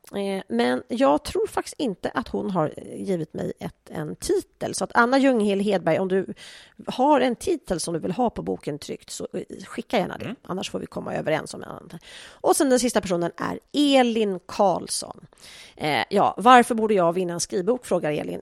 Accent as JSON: {"language": "Swedish", "country": "Sweden", "said": "vi som svenskar"}